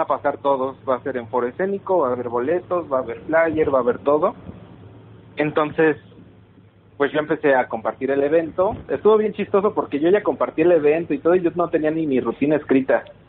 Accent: Pachuca, Hidalgo, Mexico; somos de Pachuca los dos

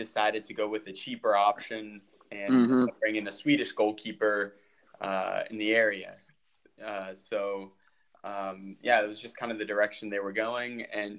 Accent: Washington, District of Columbia, United States; my friend who is actually from my hometown in the Washington, D.C. area, he was a goalkeeper as well

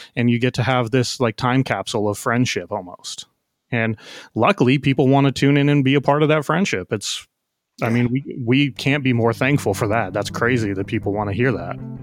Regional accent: San Diego, California, United States; I'm from San Diego, love the city

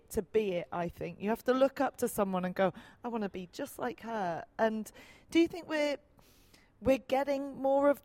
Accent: England, United Kingdom; growing up in England

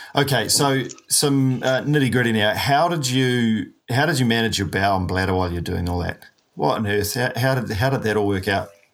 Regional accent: New Zealand; a paraplegic from New Zealand

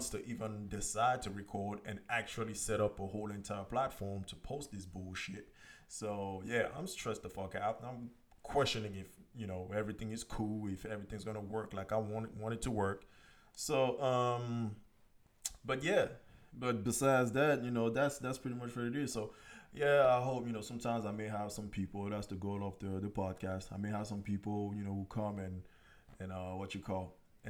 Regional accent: Cameroon; also born or lived in France; now in United States; I'm from Cameroon. I was born in Cameroon, you know, raised over there, raised in Europe, France, and then I'm here in the United States

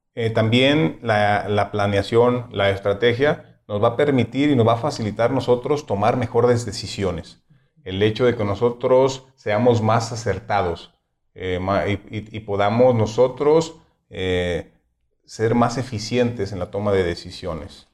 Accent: Mexico; nos caracteriza como mexicanos

